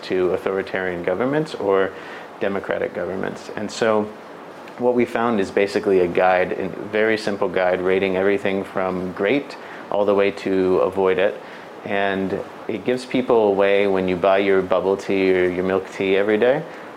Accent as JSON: {"language": "English", "country": "United States", "moved": "yes", "lives_now": "Taiwan", "said": "my home country, in America"}